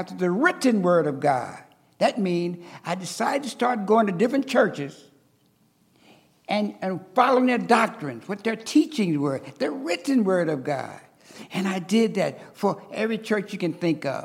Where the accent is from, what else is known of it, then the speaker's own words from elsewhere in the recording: South Bend, Indiana, United States; I was raised in South Bend, Indiana